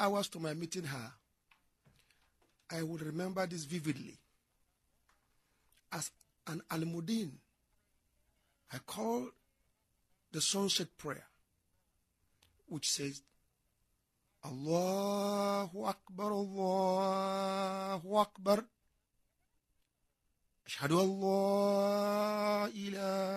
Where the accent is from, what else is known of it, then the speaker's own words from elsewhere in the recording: Kaduna, Kaduna State, Nigeria; also born or lived in Kano State; My family are indigenous of Kano State. I was born and brought up in Kaduna.